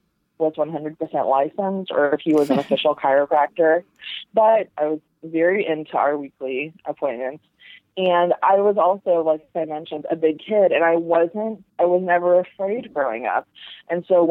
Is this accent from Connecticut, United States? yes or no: yes; Bridgeport, Connecticut, United States; we're all from Bridgeport, Connecticut